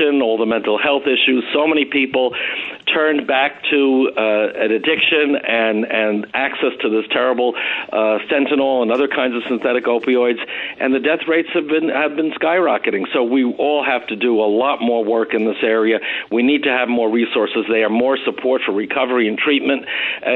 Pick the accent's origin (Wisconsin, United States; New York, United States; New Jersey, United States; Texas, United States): New York, United States; Nassau County; you and I grew up in Nassau together, and I grew up in a good Republican household